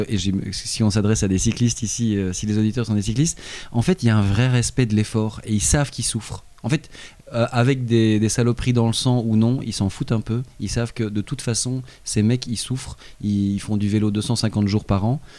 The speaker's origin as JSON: {"language": "French", "country": "Belgium", "said": "en tant que Belge"}